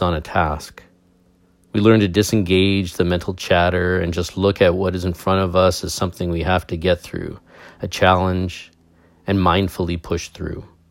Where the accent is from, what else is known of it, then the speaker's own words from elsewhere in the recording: Canada; I'm a Canadian